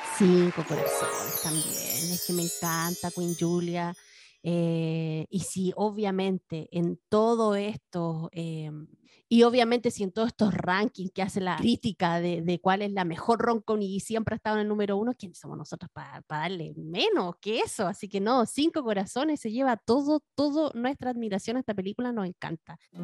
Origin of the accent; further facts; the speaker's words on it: Valparaíso, Chile; Yo crecí en Valparaíso en los 80, 90